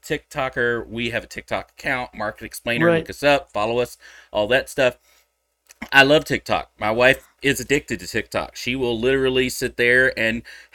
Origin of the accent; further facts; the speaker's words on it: Texas, United States; I'm a Texan.